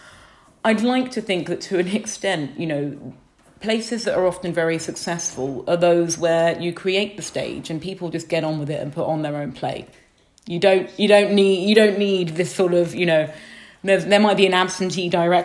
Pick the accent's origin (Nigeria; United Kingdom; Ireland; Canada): United Kingdom; I grew up just outside London